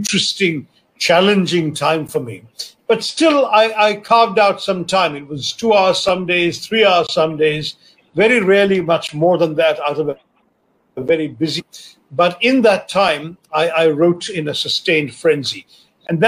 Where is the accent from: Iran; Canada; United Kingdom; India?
India; as an Indian